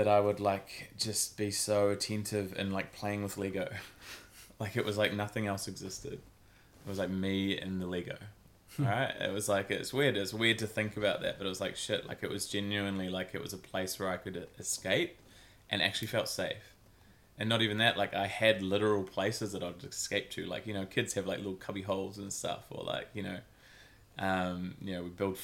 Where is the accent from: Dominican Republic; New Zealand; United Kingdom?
New Zealand; also born or lived in Christchurch, New Zealand / Auckland, New Zealand; I grew up in Christchurch, New Zealand, moved up to Auckland City at about maybe 10 years old